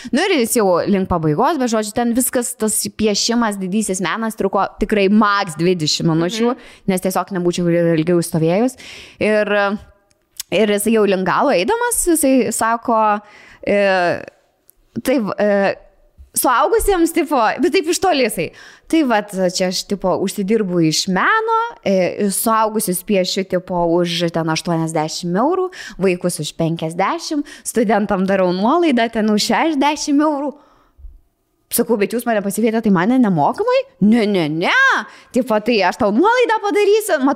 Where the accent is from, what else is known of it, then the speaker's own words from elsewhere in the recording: Vilnius, Vilnius County, Lithuania; aš esu iš Vilnius